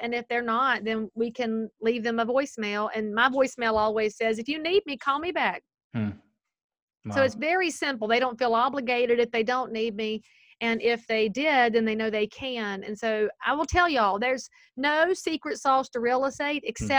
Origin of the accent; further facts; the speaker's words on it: the South, United States; accent: Southern; But obviously I'm Southern. I can say lots of things with my accent that you people can't say.